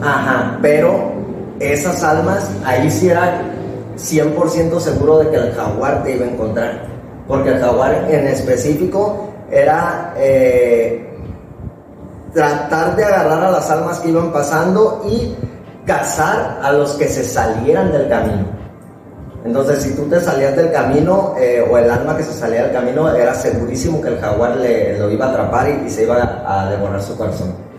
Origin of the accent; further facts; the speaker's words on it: Mexico; para nosotros como mexicanos